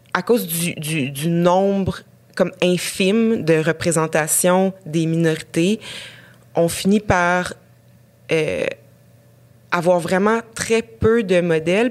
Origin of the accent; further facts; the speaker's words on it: Rouyn-Noranda, Quebec, Canada; now in Montreal, Canada; j'ai grandi à Rouen-Noranda, dans un Québec assez euh, normatif